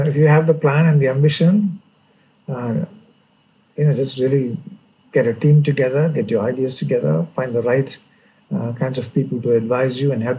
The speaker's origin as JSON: {"language": "English", "town": "Mavelikara", "region": "Kerala", "country": "India", "tie": "born there", "said": "I was born in Kerala, yes."}